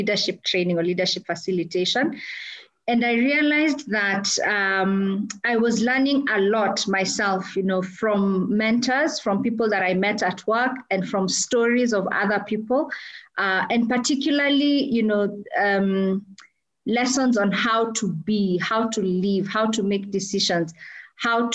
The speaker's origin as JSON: {"language": "English", "country": "Kenya", "said": "I am a Kenyan, and I'm also a wife and a mother"}